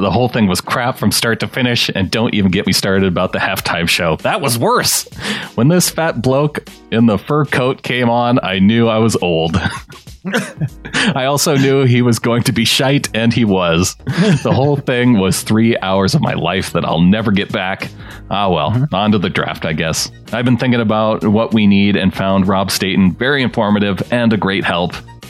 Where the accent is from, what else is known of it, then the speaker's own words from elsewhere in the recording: Seattle, Washington, United States; I growing up in Seattle